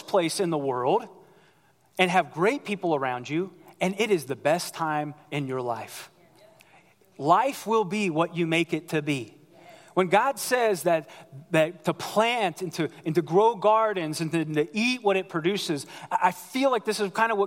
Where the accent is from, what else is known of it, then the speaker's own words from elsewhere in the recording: Ohio, United States; moved away as an adult; also born or lived in Central Florida; I grew up in the great state of Ohio.